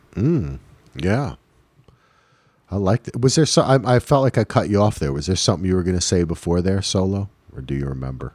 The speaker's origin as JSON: {"language": "English", "region": "New Jersey", "country": "United States", "said": "I'm from New Jersey"}